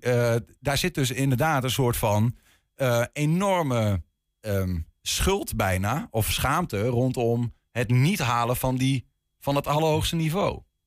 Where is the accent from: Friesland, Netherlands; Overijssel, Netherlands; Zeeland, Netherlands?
Overijssel, Netherlands; Twente; die jonge Twentenaar, zoals waar ik vandaan kom